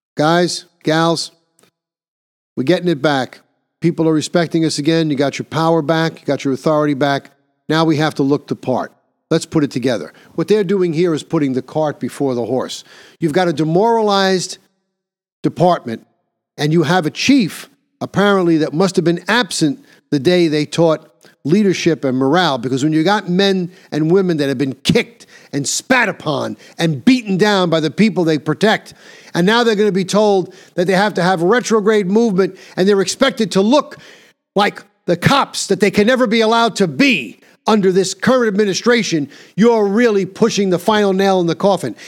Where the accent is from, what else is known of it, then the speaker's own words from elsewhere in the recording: New York, United States; my home state of New York